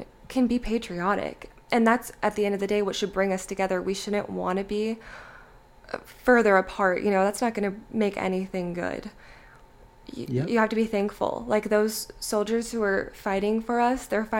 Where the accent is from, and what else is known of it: United States